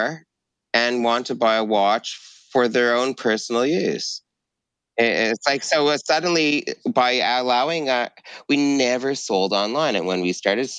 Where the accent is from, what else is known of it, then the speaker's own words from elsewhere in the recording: Montreal, Quebec, Canada; I grew up in Montreal